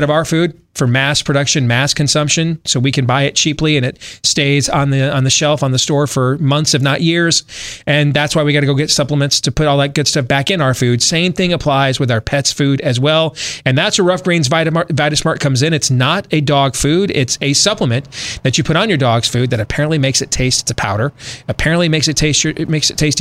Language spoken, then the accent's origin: English; Florida, United States; growing up in Florida